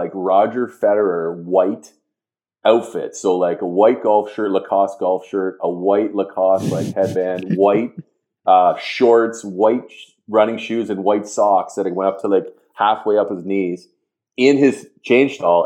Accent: Canada; moved away; being a Canadian

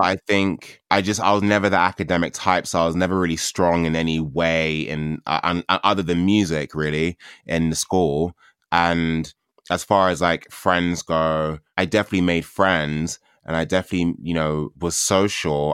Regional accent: London, United Kingdom; I grew up in Catford. I grew up in, like, South London

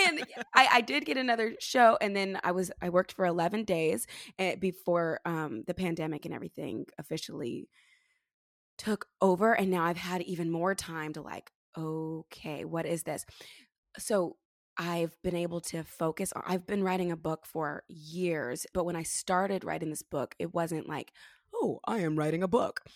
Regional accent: California, United States; moved away as an adult; also born or lived in New York City; I grew up here in California

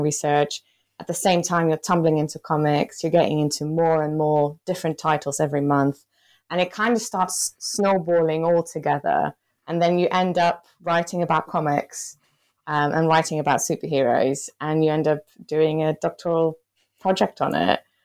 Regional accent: Belgium; moved away as an adult; now in United Kingdom; I'm originally from Belgium and I came to the U K to do my P H D

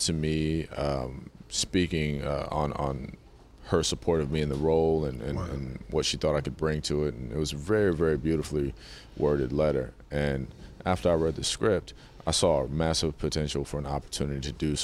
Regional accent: North Carolina, United States; I was born in North Carolina

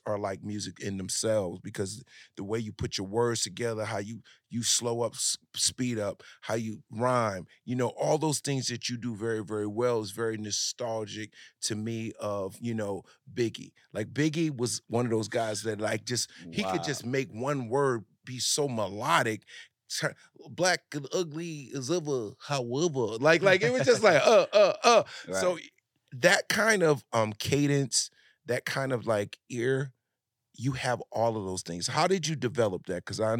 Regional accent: New Jersey, United States; Yeah, I'm from Jersey. So I grew up in the New York, Jersey, you know.

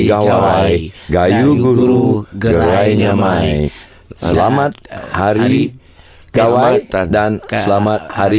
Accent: Sabah and Sarawak, East Malaysia, Malaysia; we, the indigenous people of Sabah and Sarawak, is still around, and we exist, and we believe that we are also Malaysians. We are part of Malaysia.

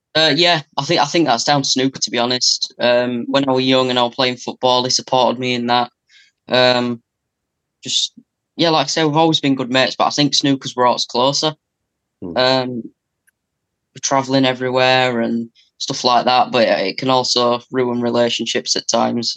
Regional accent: England, United Kingdom; I'm from England

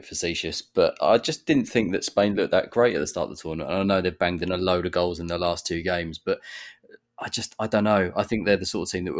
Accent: Norwich, East of England, United Kingdom; I'm from Norwich

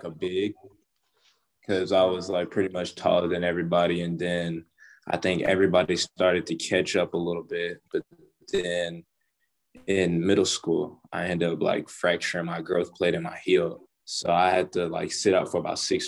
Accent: Frisco, Texas, United States; moved away as an adult; now in Indiana, United States; I'm from Frisco

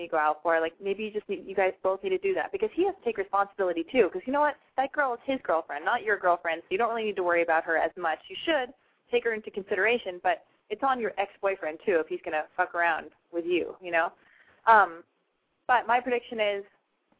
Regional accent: Los Angeles, California, United States; I'm from Los Angeles

